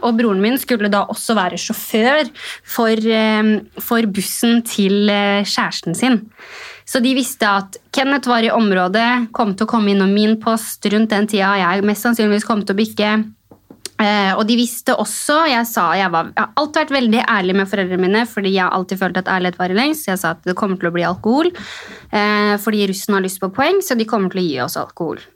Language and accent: Norwegian; Elverum, Innlandet, Norway; Jeg kommer jo fra bygda det samme. Jeg kommer fra Elverum